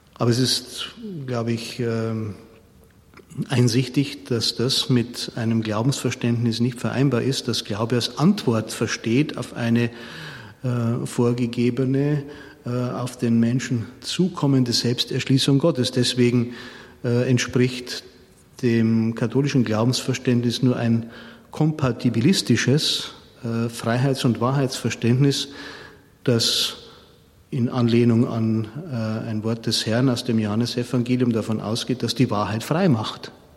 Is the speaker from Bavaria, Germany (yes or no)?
yes; Munich, Bavaria, Germany; moved away as an adult; now in Regensburg, Germany; Ich bin ja ein Münchner